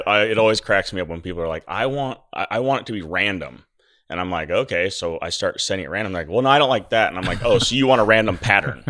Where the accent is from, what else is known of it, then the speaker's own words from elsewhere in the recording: Milo, Oregon, United States; I was born in Milo